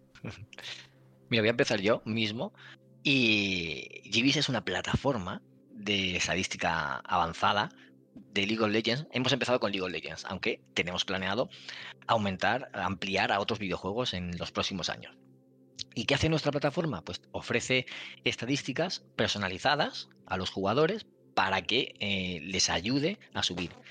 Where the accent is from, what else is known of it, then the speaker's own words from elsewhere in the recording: Valencian Community, Spain; soy valenciano y lo entiendo todo perfectamente